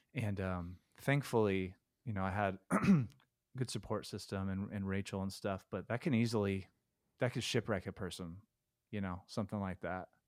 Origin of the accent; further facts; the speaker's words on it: Stockton, California, United States; I was born in Stockton